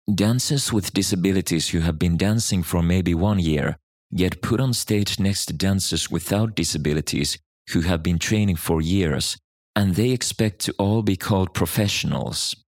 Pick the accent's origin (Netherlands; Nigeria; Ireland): Netherlands; born or raised there